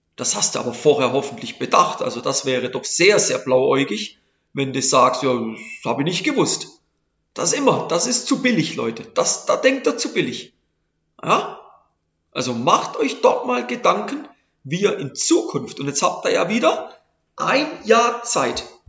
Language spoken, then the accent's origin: German; Switzerland; bei uns in der Schweiz